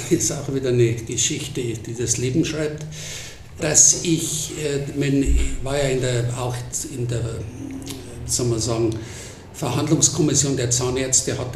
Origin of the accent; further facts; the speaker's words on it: Munich, Bavaria, Germany; Aufgewachsen in Großhadern